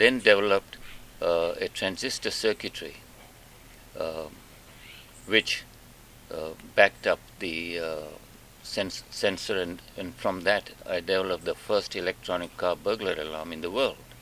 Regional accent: Mombasa, Mombasa County, Kenya; moved away as an adult; also born or lived in Nairobi, Kenya / Uganda; I was born in Mombasa

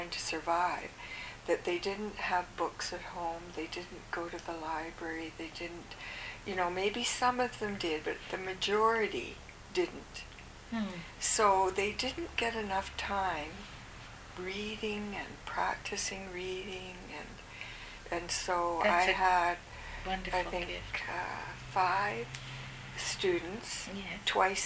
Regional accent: Calgary, Alberta, Canada; also born or lived in Ottawa; now in Vancouver, Canada; I'm from the West, Calgary originally, and my family is in Vancouver

